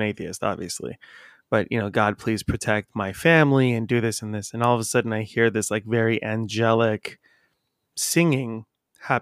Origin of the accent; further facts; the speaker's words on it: La Habra, California, United States; I grew up in La Habra, and so I grew up at going past this church a bunch by my school